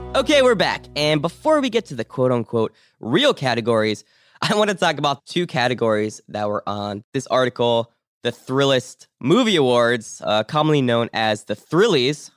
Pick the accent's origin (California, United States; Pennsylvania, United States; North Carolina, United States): Pennsylvania, United States; Pittsburgh; I was born in Pittsburgh